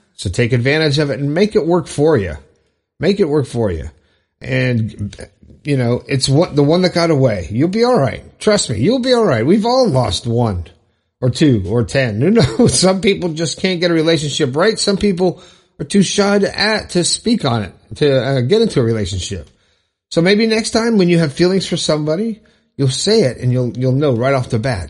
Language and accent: English; Broward County, Florida, United States; I'm from Florida. I'm from Broward County